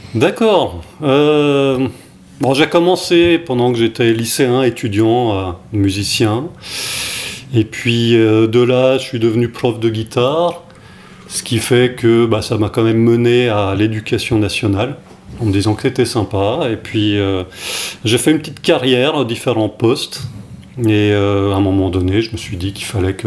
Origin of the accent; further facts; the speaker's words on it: France; je suis né en France, mais toute mon enfance, mes, étés là-bas